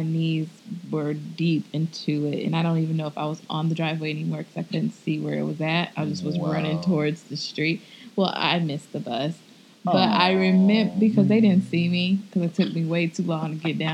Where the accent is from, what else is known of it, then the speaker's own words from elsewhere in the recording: Midwest, United States; now in Texas, United States; I grew up in the snow. I'm from the Midwest